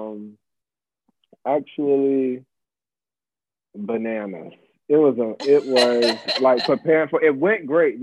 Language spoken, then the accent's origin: English; Virginia Beach, Virginia, United States; I grew up in Virginia Beach